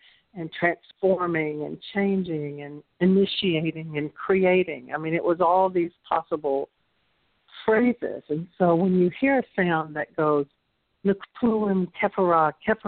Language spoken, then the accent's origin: English; the South, United States; accent: Southern; had only Spanish and my Southern accent